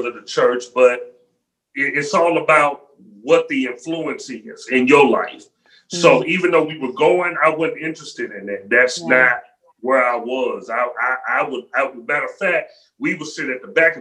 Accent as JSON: {"language": "English", "town": "Memphis", "region": "Tennessee", "country": "United States", "tie": "born or raised there", "said": "Memphis, Tennessee, 901 Shelby Drive"}